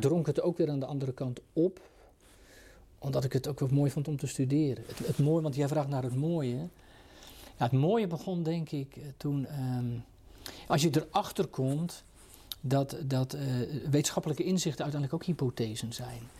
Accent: Katwijk, South Holland, Netherlands; ik ben in de Katwijkse context groot geworden

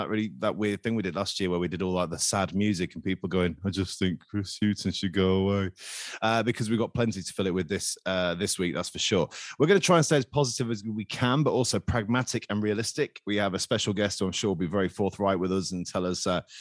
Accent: England, United Kingdom; as an Englishman

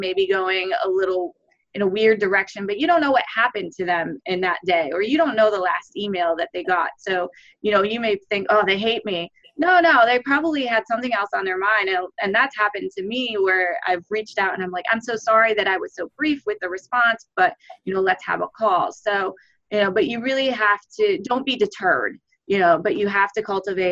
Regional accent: Cleveland, Ohio, United States; moved away; I grew up in Cleveland. I would say growing up in Ohio

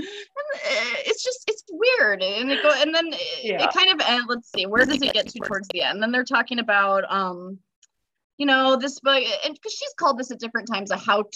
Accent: United States; I'm such a shitty American

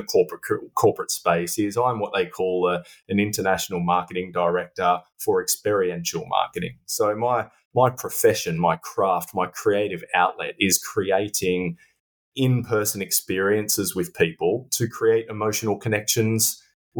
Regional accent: Australia; moved away as an adult; now in London, United Kingdom; I'm an Australian living in London.

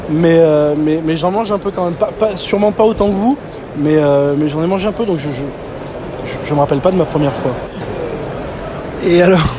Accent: Provence-Alpes-Côte d'Azur, France; also born or lived in Burgundy; now in Dijon, France; provençal d'origine, installé en Bourgogne à côté de Dijon

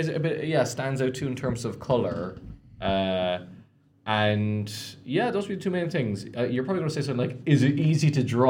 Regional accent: Canada; As a Canadian, that is embarrassing.

